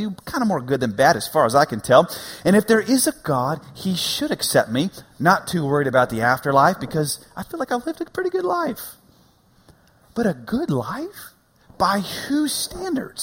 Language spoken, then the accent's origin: English; United States; I'm an American